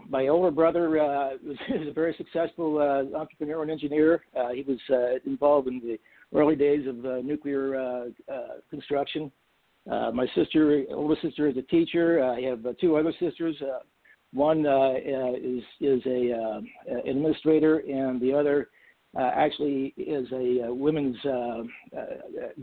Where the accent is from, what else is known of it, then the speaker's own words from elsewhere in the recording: Cincinnati, Ohio, United States; also born or lived in East Coast / Waynesville, Ohio; I grew up in Cincinnati, Ohio, and lived in north of Cincinnati for some time